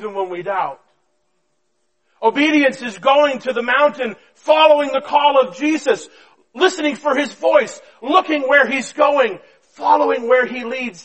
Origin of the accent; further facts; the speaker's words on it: coast of Maine, United States; moved away as an adult; also born or lived in Madison, New Jersey; I was born and raised on the coast of Maine